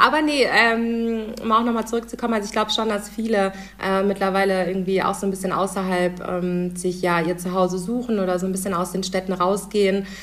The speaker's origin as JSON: {"language": "German", "town": "Husum", "region": "Schleswig-Holstein", "country": "Germany", "moved": "yes", "lives_now": "Düsseldorf, Germany", "said": "ursprünglich äh, komme ich nämlich aus Husum"}